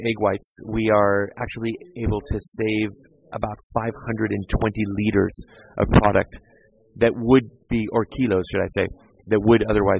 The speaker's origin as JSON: {"language": "English", "town": "San Diego", "region": "California", "country": "United States", "tie": "born or raised there", "also_born_or_lived": "New York / England", "moved": "as an adult", "lives_now": "Denmark", "said": "born and raised in San Diego"}